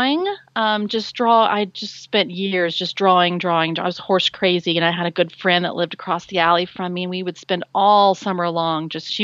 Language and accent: English; Dallas, Texas, United States; I grew up in Dallas, Texas, which is actually where I still am.